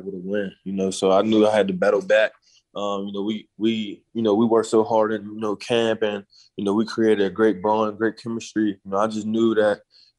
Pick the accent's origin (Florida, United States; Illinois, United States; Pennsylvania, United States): Pennsylvania, United States; being in the home state of Pennsylvania. You know, playing for my home state